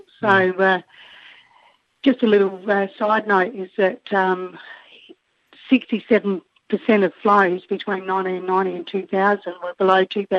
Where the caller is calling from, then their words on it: Killara Station, on the Darling River, New South Wales, Australia; I'm calling from Killara Station at Toowoomba.